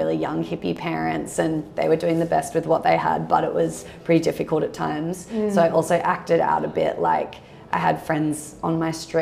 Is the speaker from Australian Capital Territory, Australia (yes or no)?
no; Byron Bay, New South Wales, Australia; growing up in Byron with like an alternative single mum